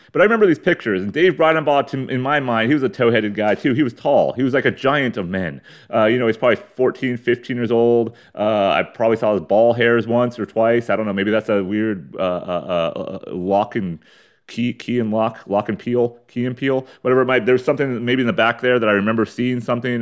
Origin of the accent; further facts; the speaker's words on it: San Diego, California, United States; I'm from San Diego, East County